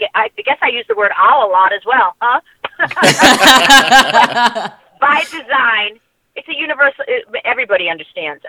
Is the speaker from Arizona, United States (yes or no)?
no; Long Island, New York, United States; I grew up in Long Island